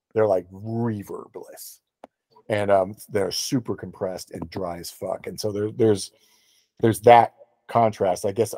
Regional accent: Florida, United States; because I'm from Florida, and so …, you know, I hear things … said

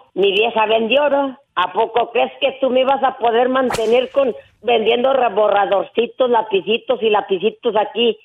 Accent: Villa Guerrero, Jalisco, Mexico; moved away; Hay un, un personaje muy conocido ahí en mi pueblo

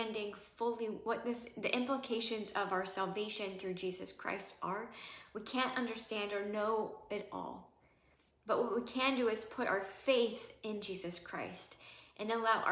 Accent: Missouri, United States; I grew up in Missouri

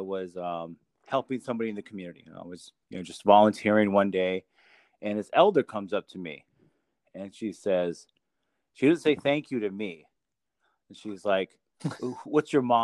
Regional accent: Window Rock, Arizona, United States; first language Navajo; English is a second language; I was born and raised in Window Rock, Arizona, which is capital of the Navajo Nation

